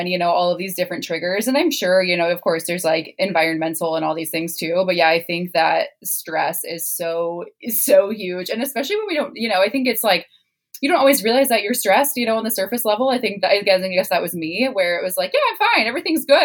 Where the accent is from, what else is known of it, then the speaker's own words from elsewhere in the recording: Midwest, United States; I was raised in the Midwest